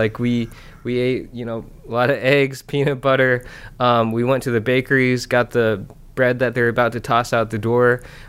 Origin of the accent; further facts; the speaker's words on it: Iowa, United States; also born or lived in Busan, South Korea; I was adopted by my parents in the States, so I grew up in Iowa.